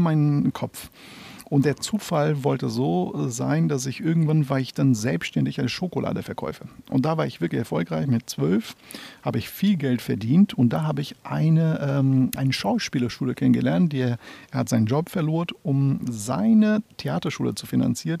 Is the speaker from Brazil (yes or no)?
yes; Brazil; German is a second language; also born or lived in Northern Brazil / Amazonas / São Paulo; now in Hamburg, Germany; ich bin in Nordbrasilien geboren im Jahre 75. Und als ich zehn Monate alt war, hat meine Eltern sich entschieden, äh, nach Amazonas äh, umzuziehen.